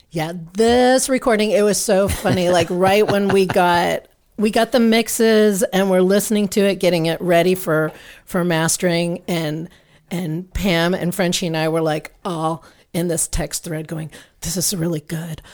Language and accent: English; Manhattan, Kansas, United States; now in Austin, United States; I grew up in Manhattan, Kansas